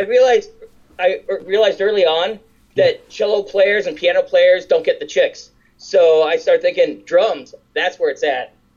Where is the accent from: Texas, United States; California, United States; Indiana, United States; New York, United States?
California, United States; Downey; I grew up in Downey